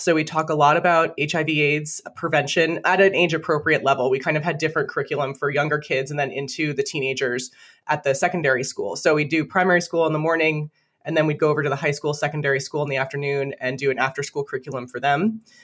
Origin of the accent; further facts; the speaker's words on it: Toms River, New Jersey, United States; now in Vermont, United States; I grew up in Tom's River, which is right by Seaside Park, Seaside Heights, Point Pleasant